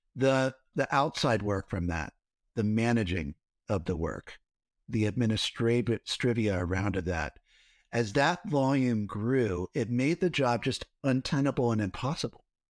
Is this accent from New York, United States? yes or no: no; Cincinnati, Ohio, United States; I grew up in Ohio, in Cincinnati, so right in the middle.